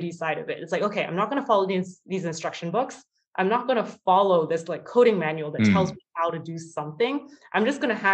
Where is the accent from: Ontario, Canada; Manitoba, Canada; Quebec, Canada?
Ontario, Canada; Waterloo; I was so excited in high school to actually go to Waterloo, even though it was my hometown.